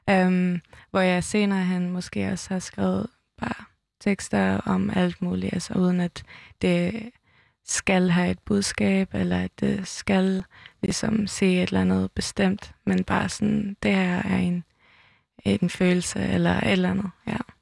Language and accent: Danish; Toftir, Faroe Islands; also born or lived in Tórshavn, Faroe Islands; now in Copenhagen, Denmark; Jeg kommer fra Tofte, en lille bygd i, øh, på Færøerne med, øh, tusind indbyggere